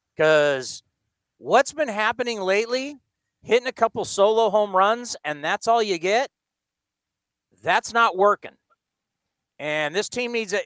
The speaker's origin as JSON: {"language": "English", "town": "San Diego", "region": "California", "country": "United States", "tie": "born or raised there", "moved": "as an adult", "lives_now": "Bay Area, United States", "said": "I was born and raised in San Diego, but I've lived in the Bay Area my entire adult life"}